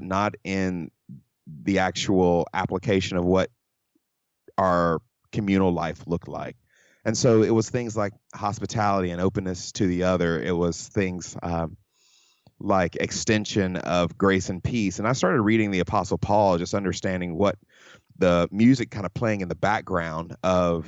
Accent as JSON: {"language": "English", "area": "Mississippi and Georgia", "region": "the South", "country": "United States", "tie": "born or raised there", "also_born_or_lived": "California", "moved": "yes", "lives_now": "Houston, United States", "said": "I grew up in the South, Mississippi and in Georgia"}